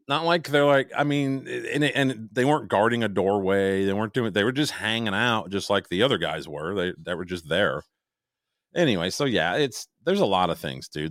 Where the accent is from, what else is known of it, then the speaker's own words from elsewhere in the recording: Chicago, Illinois, United States; moved away; I am from Chicago